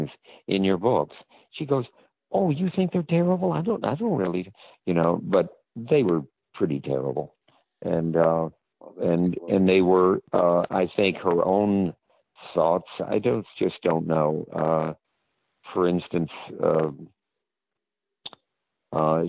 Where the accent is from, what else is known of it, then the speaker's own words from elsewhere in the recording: the South, United States; moved away; I'm from the South.